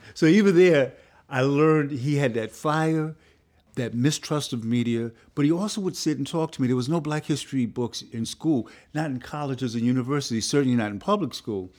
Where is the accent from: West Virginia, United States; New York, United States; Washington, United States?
New York, United States; New York City; this good working class kid growing up in the Bronx in a poor but working class community